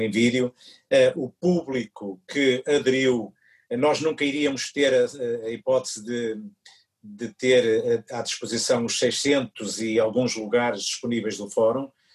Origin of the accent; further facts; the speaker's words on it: Maia, Norte, Portugal; first language Portuguese; aqui da minha terra eh, e de onde Chico também mora, aqui na Maia